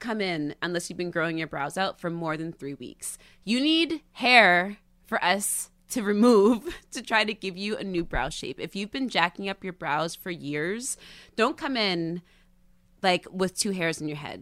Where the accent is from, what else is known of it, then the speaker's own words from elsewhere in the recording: the Catskills, New York, United States; moved away; I used to be this girl from the Catskills